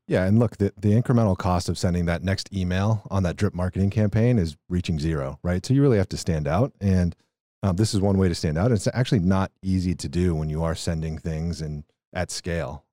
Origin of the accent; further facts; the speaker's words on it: Texas, United States; I grew up in Texas